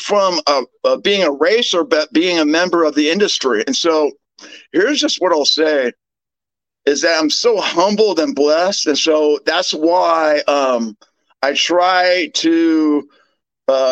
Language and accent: English; United States; I'm an American